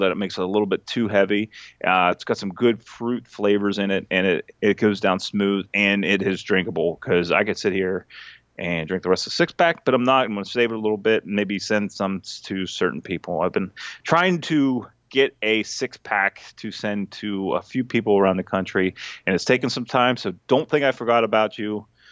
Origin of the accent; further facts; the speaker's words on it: Dillsburg, Pennsylvania, United States; I got a brewery in my hometown